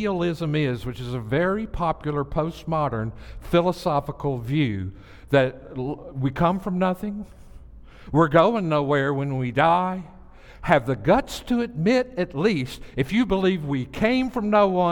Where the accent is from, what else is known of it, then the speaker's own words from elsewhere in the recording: the South, United States; I'm from the South